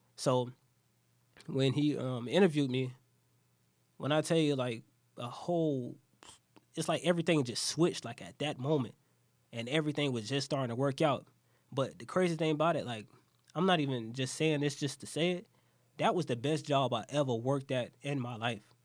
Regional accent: Jacksonville, Florida, United States; I'm from Jacksonville.

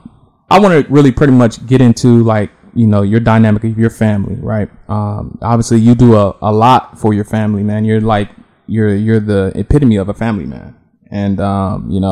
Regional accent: Los Angeles, California, United States; accent: southern slang, West Coast drawl; I was born and raised in Los Angeles, California

